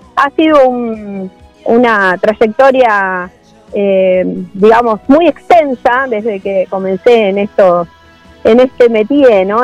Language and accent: Spanish; Necochea, Buenos Aires Province, Argentina; now in Quequén, Argentina; yo soy oriunda de Necochea